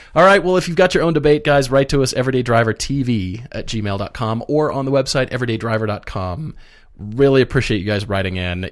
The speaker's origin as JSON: {"language": "English", "region": "Colorado", "country": "United States", "tie": "born or raised there", "also_born_or_lived": "Minneapolis, Minnesota", "said": "I grew up in Colorado"}